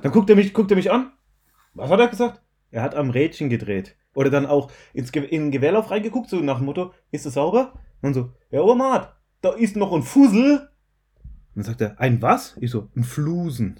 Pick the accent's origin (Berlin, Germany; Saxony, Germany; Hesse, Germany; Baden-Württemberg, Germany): Baden-Württemberg, Germany; Mannheim; accent: Mannheimerisch; ich komme aus Mannheim, Mannheimerich